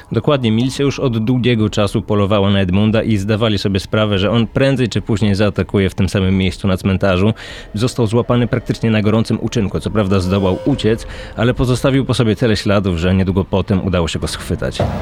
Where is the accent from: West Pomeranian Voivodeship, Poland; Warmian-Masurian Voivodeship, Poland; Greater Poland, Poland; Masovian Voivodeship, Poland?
Greater Poland, Poland; Poznań; pochodzę z Poznania